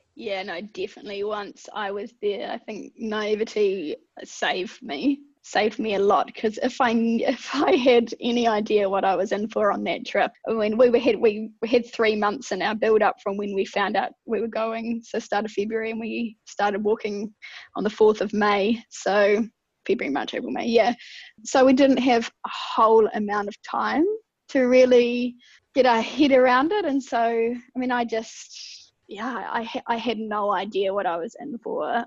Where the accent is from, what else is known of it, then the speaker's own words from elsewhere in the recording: Ashburton, Canterbury, New Zealand; also born or lived in Wellington; rural girl, brought up on a farm southwest of Ashburton in mid Canterbury